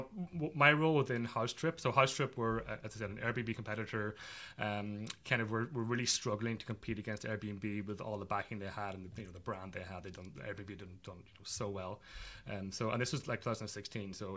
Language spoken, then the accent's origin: English; Ireland; also born or lived in Manhattan, New York; now in New York, United States; I'm located in Manhattan, in New York, in the East Village, originally from Ireland